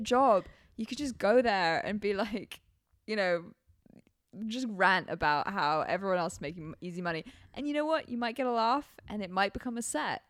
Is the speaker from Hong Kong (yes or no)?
yes; Hong Kong; moved away; growing up in Hong Kong when I was in Hong Kong